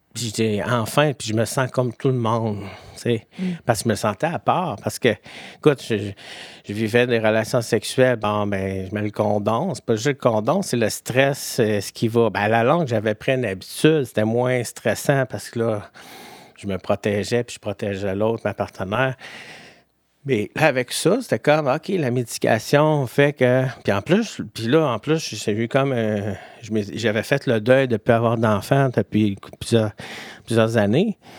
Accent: Quebec City, Quebec, Canada; je viens de Québec à Beauport

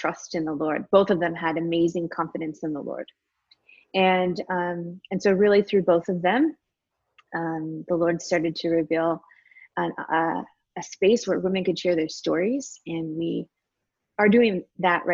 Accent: Michigan, United States; now in Austin, United States; I grew up in Michigan. I currently live in Austin, Texas

